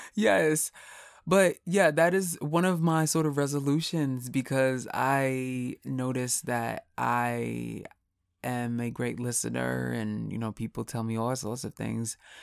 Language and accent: English; New York, United States; I'm from New York